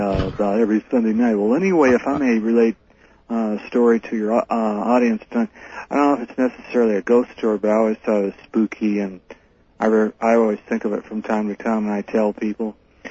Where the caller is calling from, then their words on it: Fresno, California, United States; I'm calling from Fresno, California